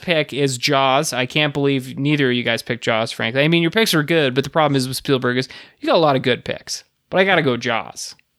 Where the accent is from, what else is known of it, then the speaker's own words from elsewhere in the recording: Canada; I'm from Canada.